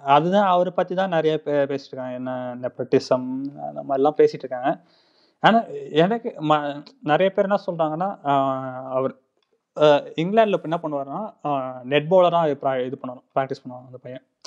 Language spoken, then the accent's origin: Tamil; Chennai, Tamil Nadu, India; moved away as an adult; also born or lived in Vaiyakulathur, Sivaganga district; now in Rome, Italy; நான் பிறந்து வளர்ந்ததெல்லாம் சென்னையில்